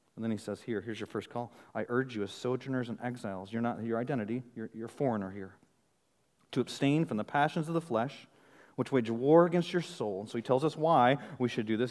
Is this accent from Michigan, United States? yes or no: yes; Michigan, United States; moved away; I'm from Michigan